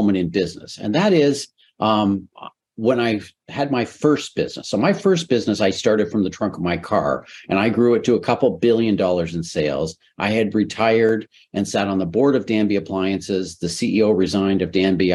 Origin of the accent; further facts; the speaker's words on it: Canada; So I'm Canadian.